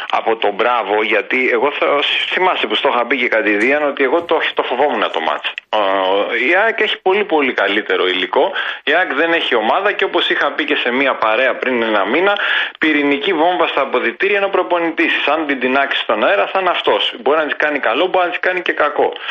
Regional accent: Greece; έτσι τώρα σαν Έλληνας επειδή ο Τζαβέλας παίζει στην Εθνική Ελλάδος θέλω να στυλιτεύσω τη συμπεριφορά του

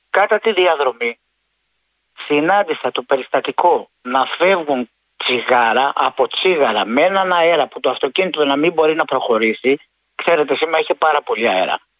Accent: Corinth, Peloponnese, Greece; εγώ είμαι από Κόρυθο ε, και εγώ το έβλεπα στην τηλεόραση.

